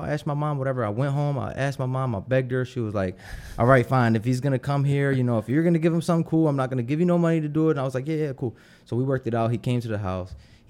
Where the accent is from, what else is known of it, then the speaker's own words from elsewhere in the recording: Philadelphia, Pennsylvania, United States; moved away as an adult; Yeah, I grew up in Philly my whole life until I was 25, and then I kind of moved.